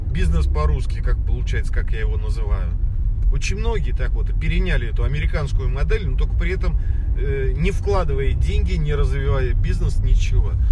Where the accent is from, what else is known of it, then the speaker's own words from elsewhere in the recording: Moscow, Russia; я вот родился и вырос в Москве, я знаю Москву.